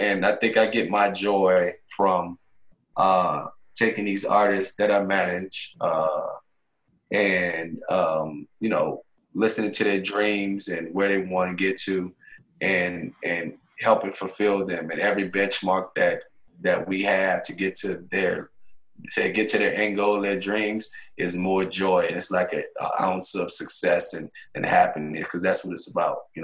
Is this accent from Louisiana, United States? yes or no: yes; New Orleans, Louisiana, United States; moved away as an adult; I'm a kid from New Orleans, Louisiana, born and raised